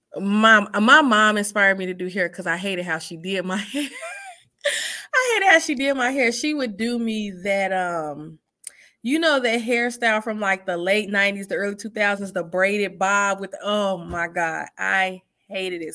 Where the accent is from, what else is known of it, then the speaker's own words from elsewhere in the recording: Chicago, Illinois, United States; now in Clinton, United States; I'm from Chicago, off the South Side. Um, I'm currently in Iowa right now. Clinton, Iowa